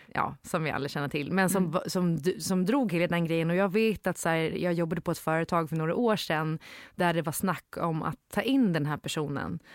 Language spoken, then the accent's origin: Swedish; Gotland, Sweden; moved away; also born or lived in Stockholm; Jag var född på Gotland